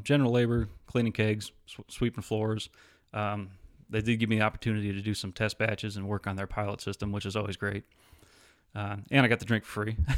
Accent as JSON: {"language": "English", "town": "Alpena", "region": "Michigan", "country": "United States", "tie": "born or raised there", "moved": "as an adult", "said": "I actually grew up in a small town called Alpena in northern Michigan"}